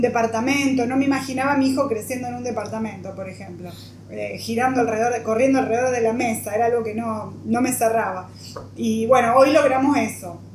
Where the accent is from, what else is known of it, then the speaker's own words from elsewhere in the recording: Rosario, Santa Fe, Argentina; also born or lived in Armstrong / Rotterdam; nací en Rosario, siempre viví cerca de la cancha de Newell's, a pesar de ser de Central